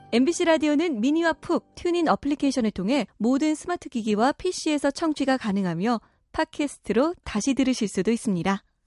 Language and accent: Korean; Jeolla, South Korea; 제가 전라도에서 자라서